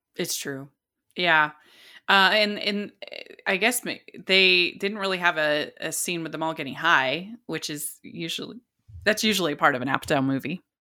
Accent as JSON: {"language": "English", "region": "Utah", "country": "United States", "said": "I'm from Utah"}